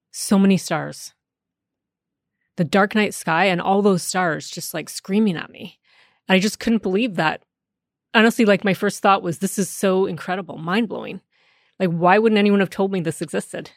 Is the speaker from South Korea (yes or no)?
no; Canada; first language English; I grew up in Canada, where French is supposedly taught to all of us English-speaking Canadians.